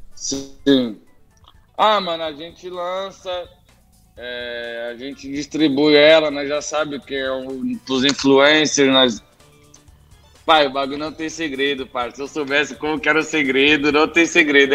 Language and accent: Portuguese; São Paulo, Brazil; Vim de comunidade, vim de da quebrada. Zona Sul, Vila Xeba, cresci lá. Lá é a minha origem.